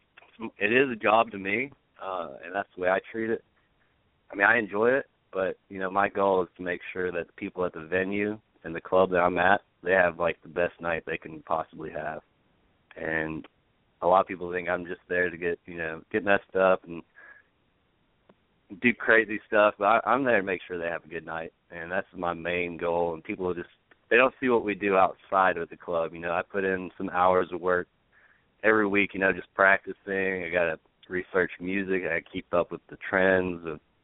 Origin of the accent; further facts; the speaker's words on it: Auburn, United States; I'm from Auburn